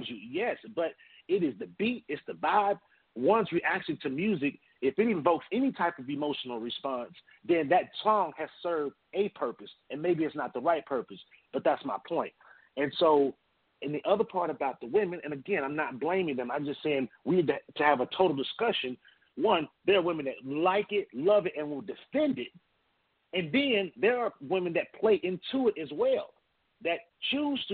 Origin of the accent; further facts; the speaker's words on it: Atlanta, Georgia, United States; I was raised in Atlanta.